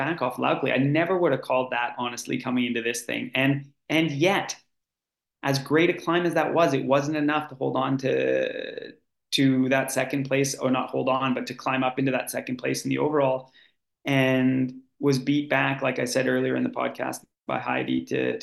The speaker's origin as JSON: {"language": "English", "country": "Canada", "moved": "yes", "lives_now": "Oslo, Norway", "said": "I'm Canadian"}